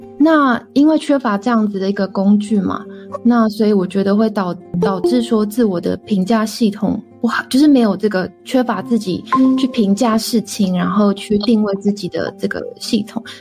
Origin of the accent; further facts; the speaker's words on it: Taiwan; 我觉得我自己作为一个台湾人啊，然后活到现在的反思是说，我觉得欠缺的是 critical thinking。